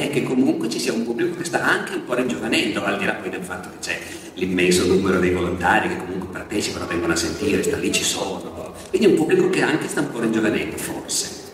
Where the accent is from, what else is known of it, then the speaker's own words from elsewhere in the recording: Turin, Piedmont, Italy; io sono di Torino